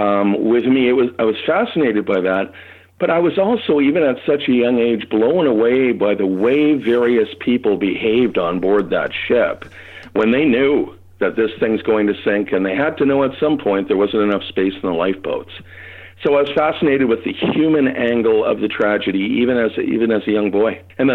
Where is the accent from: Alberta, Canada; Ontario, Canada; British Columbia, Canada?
Ontario, Canada; Toronto; For years, growing up in Toronto, which is where I lived, there wasn't much that could be found.